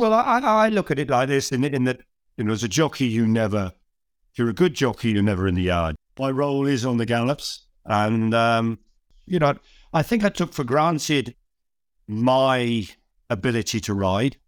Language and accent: English; Cheltenham, South West England, United Kingdom; moved away as an adult; now in Scotland, United Kingdom